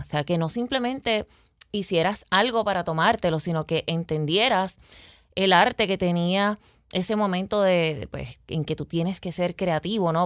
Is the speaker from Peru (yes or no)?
no; Peñuelas, Puerto Rico; moved away as an adult; also born or lived in Arecibo; mi pueblito amado, que es el pueblito de Peñuelas, eh, em, me mudo a Arecibo